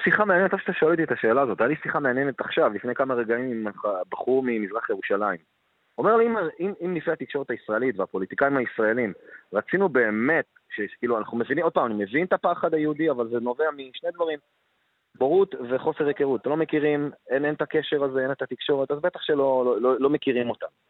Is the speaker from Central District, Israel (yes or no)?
yes; Ramla, Central District, Israel; מרמלה, מאיפה שאני בא